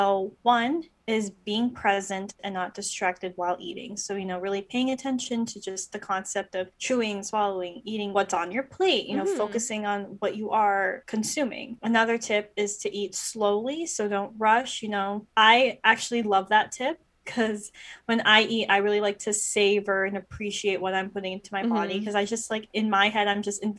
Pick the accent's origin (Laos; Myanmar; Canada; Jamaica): Canada; now in United States; People need to know this. We're both Canadian.